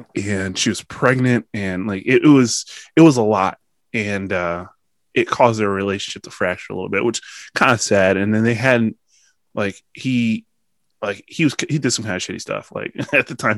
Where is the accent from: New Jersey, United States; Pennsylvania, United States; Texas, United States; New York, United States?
Pennsylvania, United States; Pennsylvanian first